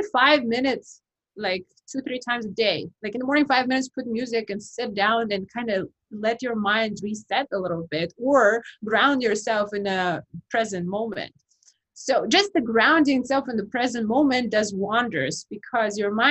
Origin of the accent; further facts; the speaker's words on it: Kazakhstan; moved away; I'm from Kazakhstan